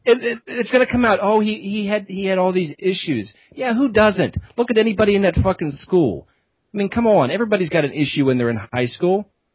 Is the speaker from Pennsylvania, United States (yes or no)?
yes; Pennsylvania, United States; Well, not my home, that's my home state.